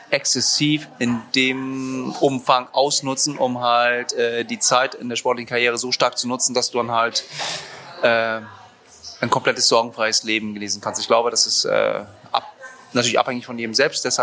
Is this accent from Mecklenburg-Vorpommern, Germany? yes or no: yes; Rostock, Mecklenburg-Vorpommern, Germany; Also ich bin äh, in Rostock aufgewachsen und äh, bin, äh, bin, bin, bin äh, wohnhaft im Norden